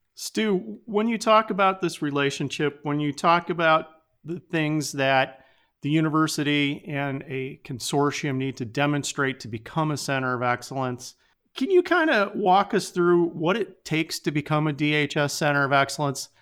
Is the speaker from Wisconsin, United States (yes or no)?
yes; Wisconsin, United States; I'm from Wisconsin